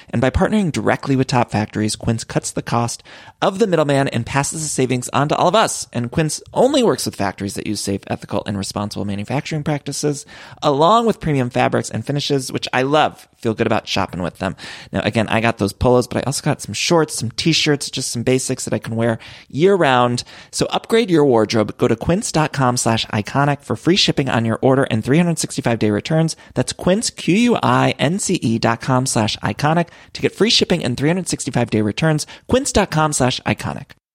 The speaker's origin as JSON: {"language": "English", "town": "Cleveland", "region": "Ohio", "country": "United States", "tie": "born or raised there", "said": "Cleveland, which is kicking off the tour in my hometown."}